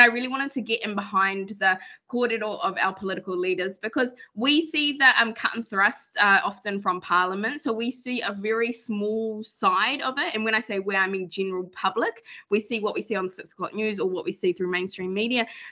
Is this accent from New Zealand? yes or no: yes; Rotorua, Bay of Plenty, New Zealand; I whakapapa to iwi ko te arua, so I'm from Rotorua